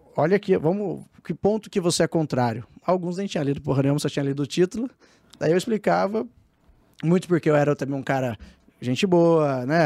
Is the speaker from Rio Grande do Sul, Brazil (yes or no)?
no; Taubaté, São Paulo, Brazil; eu sou do Vale do Paraíba, lá de Taubaté